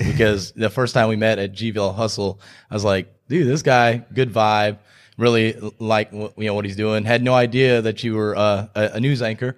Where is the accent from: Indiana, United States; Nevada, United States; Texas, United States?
Texas, United States; moved away as an adult; also born or lived in Houston / Statesboro, Georgia; now in Greenville, United States; I grew up in Texas, lived there for twenty-four years